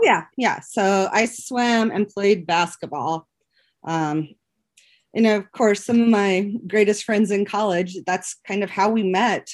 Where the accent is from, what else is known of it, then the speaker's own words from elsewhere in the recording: Powell, Wyoming, United States; moved away as an adult; also born or lived in Laramie, Wyoming; I grew up in Powell